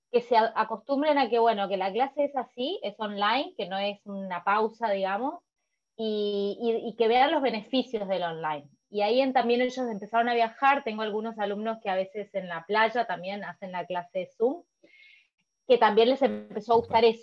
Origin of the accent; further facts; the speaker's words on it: Mendoza, Argentina; Bien, bueno, yo vengo de Mendoza. Mendoza, la ciudad de Mendoza está en el oeste de Argentina